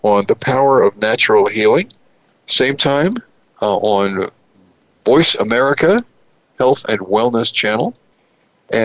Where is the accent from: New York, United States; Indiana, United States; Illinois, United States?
New York, United States; New York City; moved away; New York City, my hometown